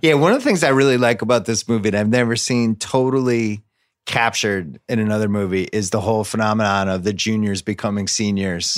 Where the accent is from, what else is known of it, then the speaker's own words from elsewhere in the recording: Brookline, Massachusetts, United States; when I was a kid growing up in Brookline